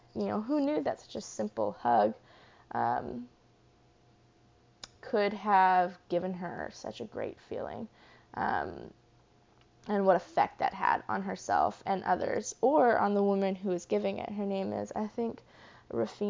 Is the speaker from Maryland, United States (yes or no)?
no; Charlottesville, Virginia, United States; when I was growing up in Charlottesville in Virginia